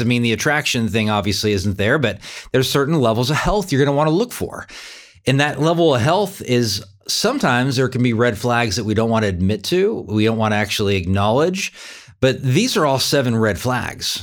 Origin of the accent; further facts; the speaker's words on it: California, United States; now in Wichita, United States; But I grew up in California. I'm Californian